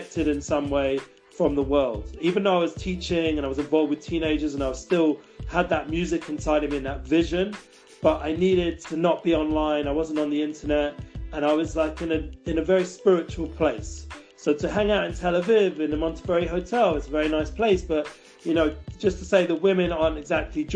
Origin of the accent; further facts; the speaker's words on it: London, United Kingdom; now in Israel; growing up in London. And also when I came to Israel